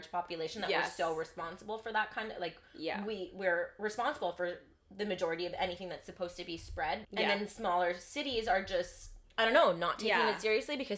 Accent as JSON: {"language": "English", "town": "London", "region": "Ontario", "country": "Canada", "lives_now": "Toronto, Canada", "said": "I'm from London, Ontario"}